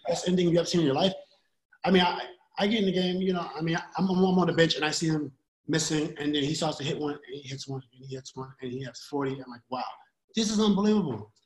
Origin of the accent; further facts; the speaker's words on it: New York City, New York, United States; I'm from Queensbridge, right? New York City